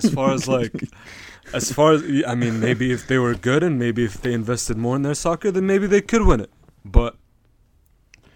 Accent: Jordan; also born or lived in Palestine; I was born in Jordan. Palestine is my original country.

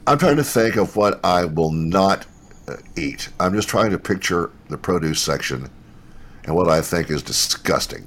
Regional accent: Louisville, Kentucky, United States; now in Memphis, United States; it was in Louisville, where I, where uh, I was born

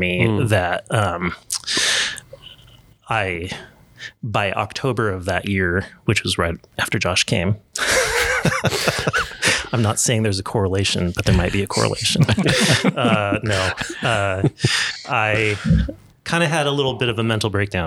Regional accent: Portland, Oregon, United States; I grew up in the Portland area

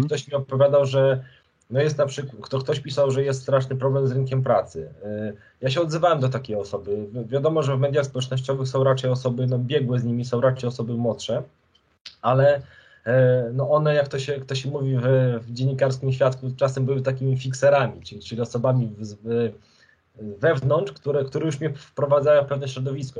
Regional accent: Krasnystaw, Lublin Voivodeship, Poland; moved away; Ja urodziłem się i wychowałem i młodość taką tą pierwszą spędziłem w Krasnym Stawie, to jest miejscowość na Lubelszczyźnie

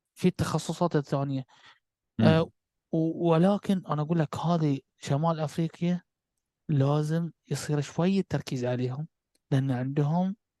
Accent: Bahrain; احنا عندنا في البحرين نقول نكسر من المجاريف

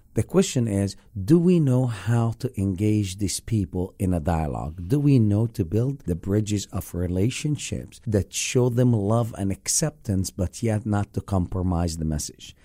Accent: Egypt; now in Lake Mary, United States; growing up in the Middle East

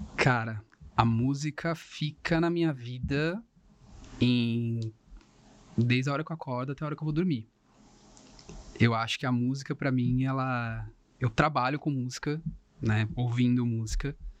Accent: Cubatão, São Paulo, Brazil; eu sou cubatense, né? Eu sou de Cubatão, aqui da região

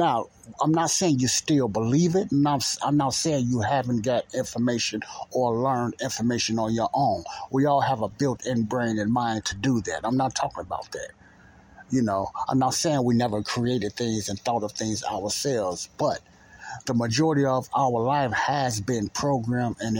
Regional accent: United States; my beloved country, United States of America.

